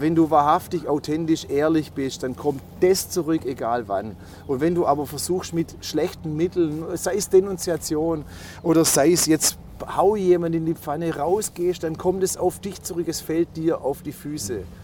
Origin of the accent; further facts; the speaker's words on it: Waiblingen, Baden-Württemberg, Germany; accent: Swabian; also born or lived in Stuttgart; ich stelle ihm meine Heimatstadt vor